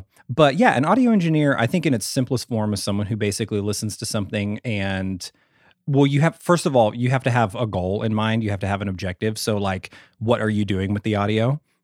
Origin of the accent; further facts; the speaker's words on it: Ada, Oklahoma, United States; also born or lived in Sherman, Texas; grew up in a really small town in southern Oklahoma